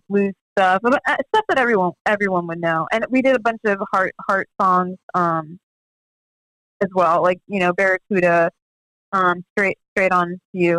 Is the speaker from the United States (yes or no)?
yes; Florida, United States; I'm from Florida, so I know humid